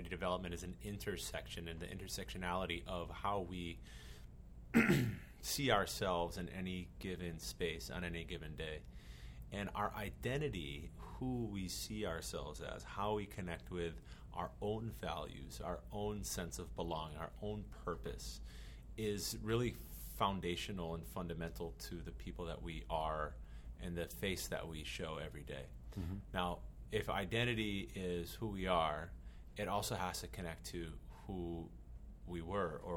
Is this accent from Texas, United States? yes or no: no; Massachusetts, United States; moved away as an adult; now in Hawaii, United States; Where I come from in Massachusetts